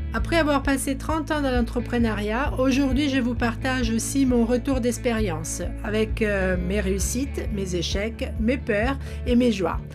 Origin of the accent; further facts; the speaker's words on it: Italy; French is a second language; moved away as an adult; now in France; je suis italienne. Oui, pour ceux qui se posaient la question d'où ça vient cet accent euh, bizarroïde. Je suis arrivée en France à l'âge de 22 ans